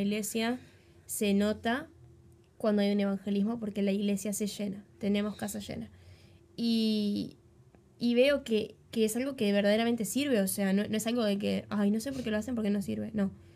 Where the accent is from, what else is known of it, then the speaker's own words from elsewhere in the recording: Uruguay; accent: Uruguayan; Nosotros en el país en el que vivimos, que es Uruguay, por los que no sabían, somos re uruguayas, se dan cuenta por el acento